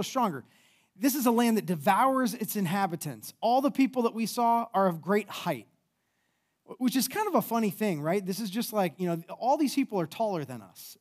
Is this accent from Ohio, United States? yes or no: yes; towards Cleveland, Ohio, United States; moved away as an adult; also born or lived in France / Colorado; now in Columbus, United States; I grew up more towards, uh, Cleveland